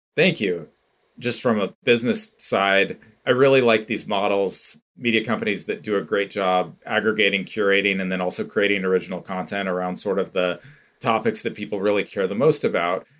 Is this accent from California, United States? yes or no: yes; Bay Area, California, United States; moved away as an adult; also born or lived in San Francisco; now in Bend, United States; I now live in Bend, Oregon, but I grew up in the Bay Area and previously lived in San Francisco for many years